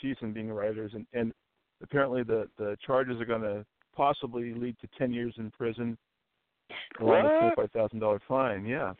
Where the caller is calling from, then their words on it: California, United States; I'm calling from Regina, California.